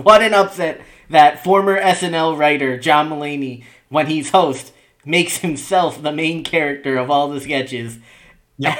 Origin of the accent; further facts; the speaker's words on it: New York City metropolitan area, United States; growing up in the New York City metropolitan area